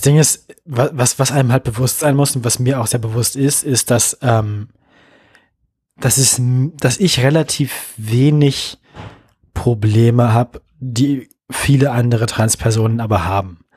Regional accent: West Germany, Germany; now in Leipzig, Germany; als Wessi

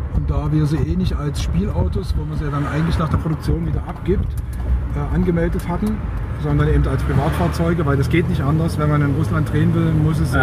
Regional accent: Leipzig, Saxony, Germany; moved away; Ich bin dann in Leipzig aufgewachsen, eben zwischen 1972 und 1981

